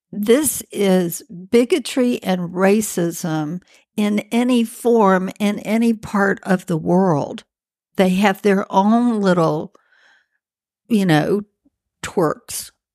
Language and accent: English; Birmingham, Alabama, United States; moved away; I'm from from Birmingham, Alabama